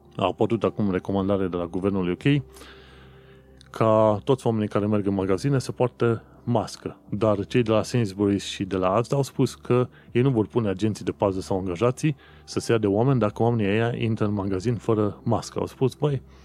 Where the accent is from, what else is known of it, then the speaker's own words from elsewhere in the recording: Romania; moved away as an adult; now in London, United Kingdom; sunt român, român